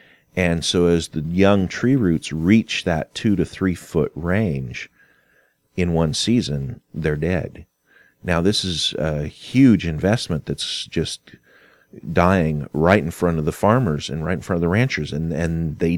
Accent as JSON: {"language": "English", "region": "California", "country": "United States", "tie": "born there", "also_born_or_lived": "Kentucky", "said": "And now I was born in California, so we had moved back and forth from Kentucky to California on several occasions."}